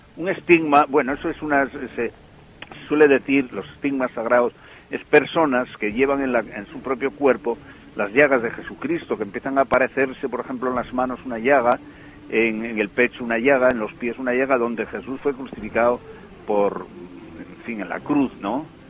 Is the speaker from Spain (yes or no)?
yes; Pola de Somiedo, Asturias, Spain; yo soy de Somiedo, de Pola de Somiedo